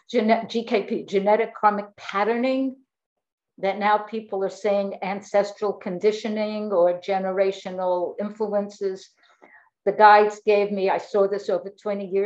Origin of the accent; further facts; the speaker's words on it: New York, United States; moved away as an adult; also born or lived in Florida; now in Fort Lauderdale, United States; I'm from New York. I now live in Florida